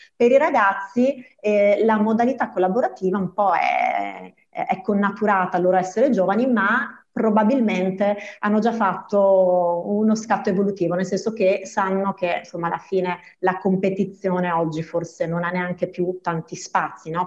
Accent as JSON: {"language": "Italian", "area": "province of Treviso", "region": "Veneto", "country": "Italy", "moved": "yes", "said": "Io vengo dal Veneto, dalla provincia di Treviso e quando ho iniziato la scuola superiore nel 94"}